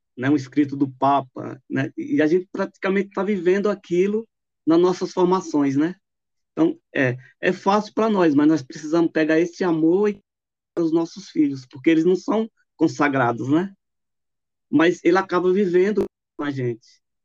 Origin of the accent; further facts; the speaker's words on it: Sergipe, Brazil; now in São Paulo, Brazil; Eu sou de Sergipe, né, sou sergipano, mas moro aqui em São Paulo desde